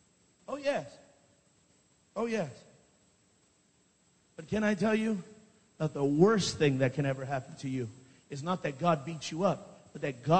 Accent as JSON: {"language": "English", "region": "California", "country": "United States", "said": "I'm from California. I'm about 3 hours behind, so I got a lot of time."}